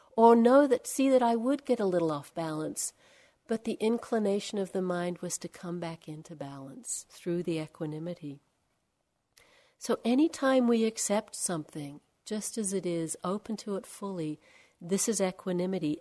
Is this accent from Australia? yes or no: yes; Australia; also born or lived in India; now in California, United States; I'm from Australia, and we have very different birds there